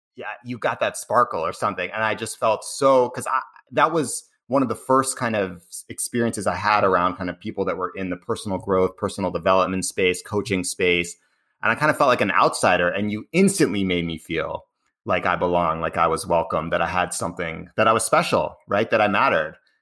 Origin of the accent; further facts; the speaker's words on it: Cambridge, Massachusetts, United States; I grew up in Cambridge, which is, uh, outside of Boston